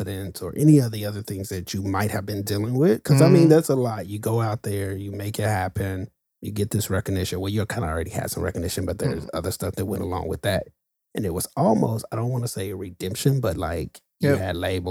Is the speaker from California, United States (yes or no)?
no; Oklahoma, United States; I'm from Oklahoma, so the Bible Belt